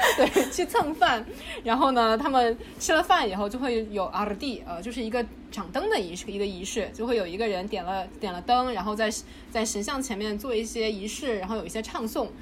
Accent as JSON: {"language": "Chinese", "country": "China", "also_born_or_lived": "Beijing", "moved": "as an adult", "lives_now": "Toronto, Canada", "said": "我们中国人"}